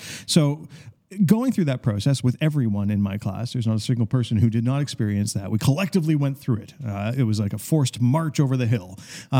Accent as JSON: {"language": "English", "region": "Ontario", "country": "Canada", "tie": "born or raised there", "said": "so I grew up in the Catholic school system in Ontario"}